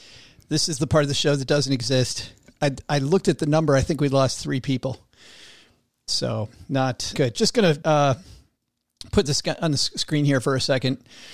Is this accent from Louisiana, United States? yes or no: no; West Michigan, United States; I'm from West Michigan, and there's a town just south of where I grew up called Leonidas.